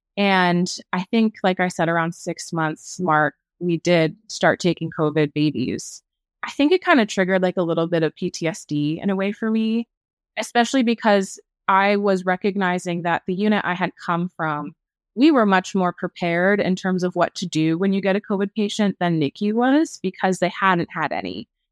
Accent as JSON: {"language": "English", "region": "New England", "country": "United States", "moved": "yes", "said": "I'm formerly from New England"}